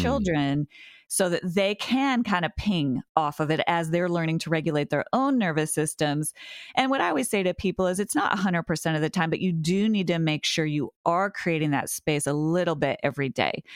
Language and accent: English; Montana, United States; now in Massachusetts, United States; it's my hometown